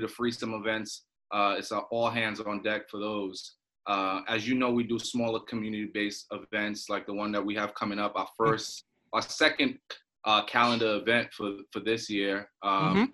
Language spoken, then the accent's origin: English; New York City, New York, United States; also born or lived in Trinidad and Tobago; I'm from Brooklyn, New York. By way of Trinidad and Tobago. So I actually lived in Trinidad and Tobago for 10 years. I was born here in Brooklyn